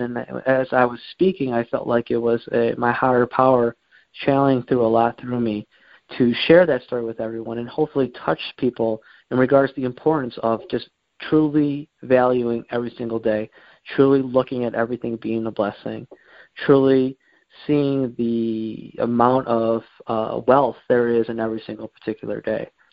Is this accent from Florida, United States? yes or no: no; Warren, Michigan, United States; I grew up around this Metro Detroit area. I uh, lived uh, pretty much all my life in Warren